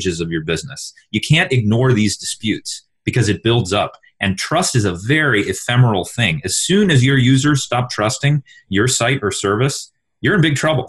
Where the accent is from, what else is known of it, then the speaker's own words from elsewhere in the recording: Texas, United States; I'm from Texas